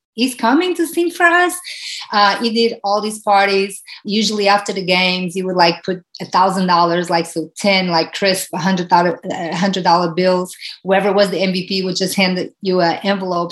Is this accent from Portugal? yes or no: yes; Portugal; moved away as an adult; now in United States; growing up in Portugal, where soccer, it's a, a, a country that is ruled by soccer